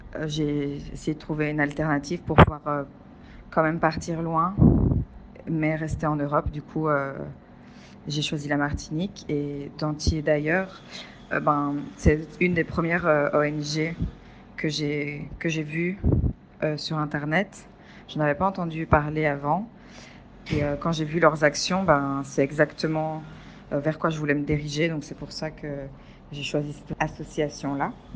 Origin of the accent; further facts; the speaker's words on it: Belgium; je viens de Belgique